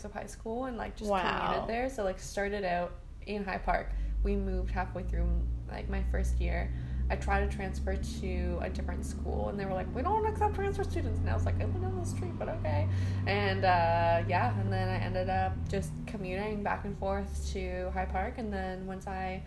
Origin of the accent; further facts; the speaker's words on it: Toronto, Ontario, Canada; I'm from Toronto. So I went to school